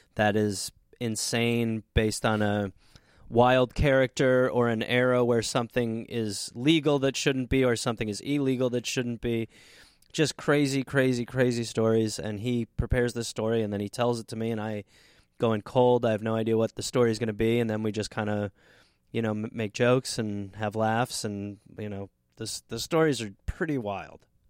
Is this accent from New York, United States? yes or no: no; Brown Deer, Wisconsin, United States; moved away; I say I'm from Milwaukee